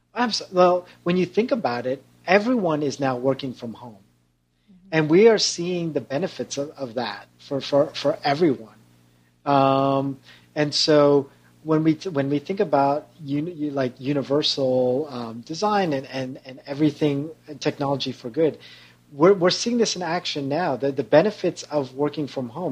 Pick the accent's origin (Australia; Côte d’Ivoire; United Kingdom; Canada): Canada; also born or lived in Toronto; now in San Francisco Bay Area, United States; I'm also a proud Canadian.